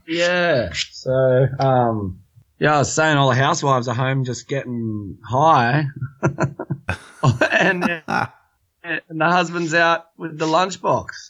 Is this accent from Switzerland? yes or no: no; Australia; We're from Australia and it's always sort of driven down your throat as an Aussie when you grow up